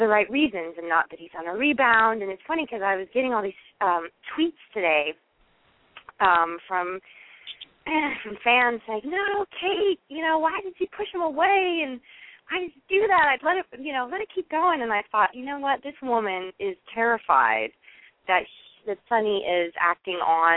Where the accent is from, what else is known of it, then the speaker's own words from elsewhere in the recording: Seattle, Washington, United States; moved away; also born or lived in East Coast; I used to say pop growing up in Seattle